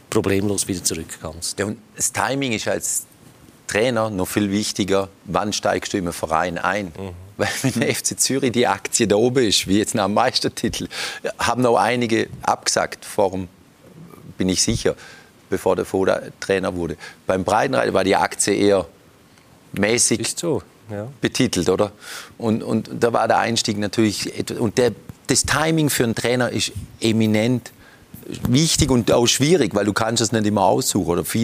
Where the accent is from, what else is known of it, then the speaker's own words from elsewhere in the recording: Konstanz, Baden-Württemberg, Germany; moved away as an adult; now in Switzerland; Ach Gott, ich bin ja aufgewachsen in Konstanz, also quasi Kreuzlingen Nord.